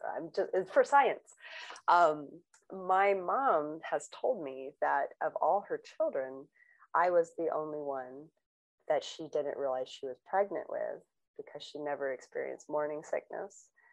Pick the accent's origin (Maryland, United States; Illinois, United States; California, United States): California, United States; Long Beach; I grew up in Long Beach, California